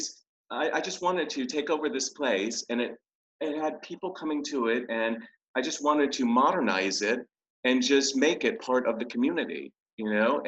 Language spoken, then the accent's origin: English; Miami, Florida, United States; moved away as an adult; also born or lived in New York City; now in Norwich, United Kingdom; I was born and raised in Miami, Florida, and then moved to New York City